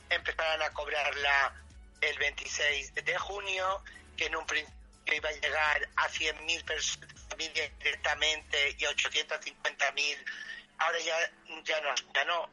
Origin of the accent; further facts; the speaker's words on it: Spain; no sabían que España, que somos los caballeros de Europa, nos íbamos a ir a la mierda en economía